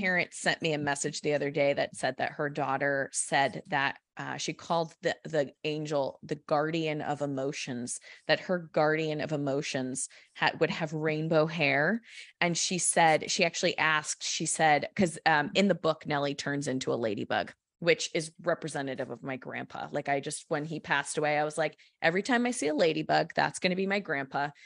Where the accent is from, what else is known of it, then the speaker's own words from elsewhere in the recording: Connecticut, United States; moved away; I don't live there anymore, but I grew up in Connecticut.